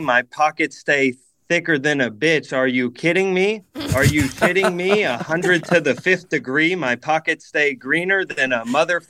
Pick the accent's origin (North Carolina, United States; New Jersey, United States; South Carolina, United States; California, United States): California, United States; Newport Beach; now in San Francisco, United States; I'm from Orange County, California.